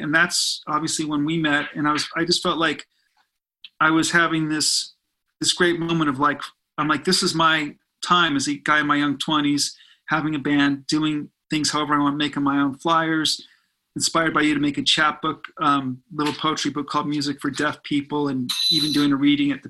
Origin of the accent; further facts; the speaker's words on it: Burbank, California, United States; So, I mean, yeah, I grew up in Burbank, and all I wanted, my, you know, life dream was to have my own band.